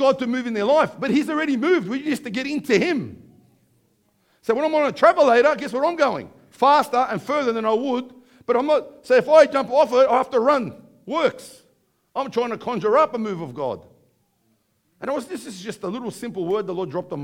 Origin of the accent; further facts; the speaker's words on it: Bankstown, New South Wales, Australia; accent: Aussie; we come along from Bankstown.